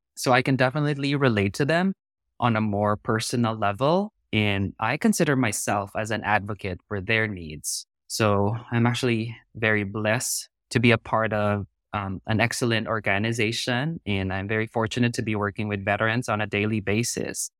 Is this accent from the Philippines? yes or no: yes; Philippines; moved away as an adult; also born or lived in South Korea / North Carolina / Texas / Georgia; now in San Diego, United States; I was born and raised in the Philippines, but I immigrated to the United States in two thousand and ten.